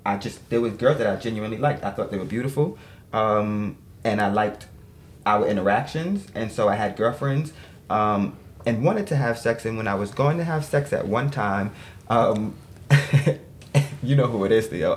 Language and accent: English; New York City, New York, United States; also born or lived in Brooklyn; I was born in Queens, um, but we were living in Brooklyn. Mm-hmm. So I was raised in Brooklyn for a, little while, and then we moved back